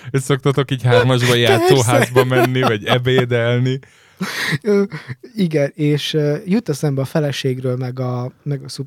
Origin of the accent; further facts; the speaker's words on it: Hungary; De hát tudod, én magyarként...